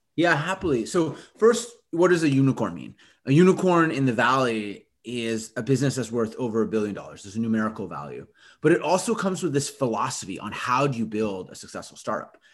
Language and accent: English; Winnipeg, Manitoba, Canada; my hometown in Canada, Winnipeg